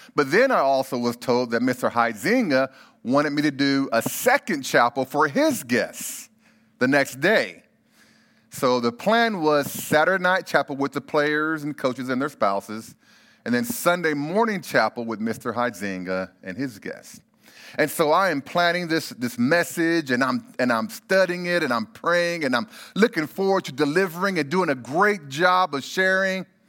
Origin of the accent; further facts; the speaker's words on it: Bakersfield, California, United States; I grew up in Bakersfield, California